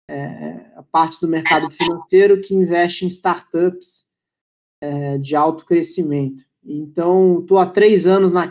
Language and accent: Portuguese; Brasília, Federal District, Brazil; also born or lived in United States / Austria; now in São Paulo, Brazil; eu sou de Brasília, já morei nos Estados Unidos, já morei na Áustria, estou em São Paulo faz uns 7, 8 anos.